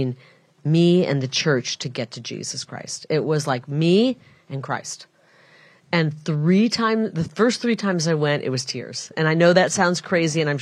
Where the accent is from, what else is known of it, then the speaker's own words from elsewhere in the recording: Iowa, United States; also born or lived in Illinois; now in Arizona, United States; I'm from a Mississippi River town, the Iowa side of it. But my mom, being Catholic, wanted us kids to be born in a Catholic hospital, so we drove across the river, and we were born in Illinois, and then we grew up in Iowa.